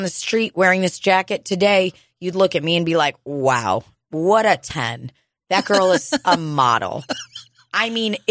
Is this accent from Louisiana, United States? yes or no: no; Kansas City, Missouri, United States; I grew up in Kansas City